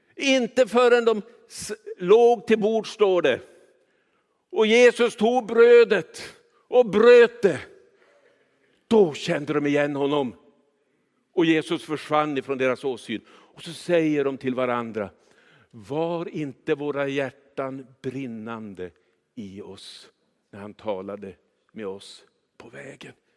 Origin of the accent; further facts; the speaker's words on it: Kiruna, Norrbotten County, Sweden; jag är uppvuxen i Kiruna